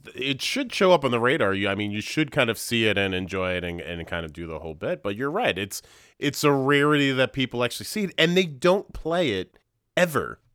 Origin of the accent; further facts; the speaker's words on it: Hudson Valley, New York, United States; I identify as like a New Yorker